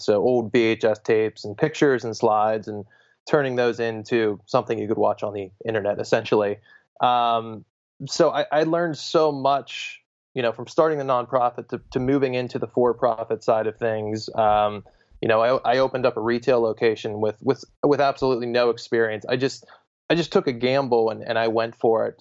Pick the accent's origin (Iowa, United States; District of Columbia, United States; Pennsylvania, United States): Pennsylvania, United States; Pittsburgh; moved away as an adult; now in Bay Area, United States; I'm from Pittsburgh, Pennsylvania. I'm currently living in, uh, Northern California in the Bay Area